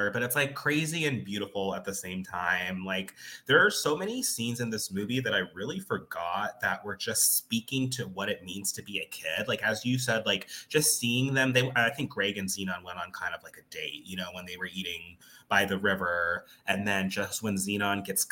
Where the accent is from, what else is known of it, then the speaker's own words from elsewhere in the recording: Arizona, United States; moved away; I'm from Arizona